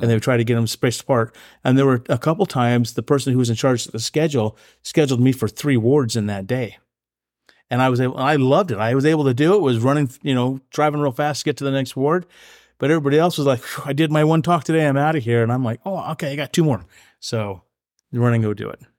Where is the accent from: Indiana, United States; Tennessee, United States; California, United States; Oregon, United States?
Oregon, United States; also born or lived in Idaho; I've, uh, grown up in Oregon. I call Oregon my home since the fifth grade.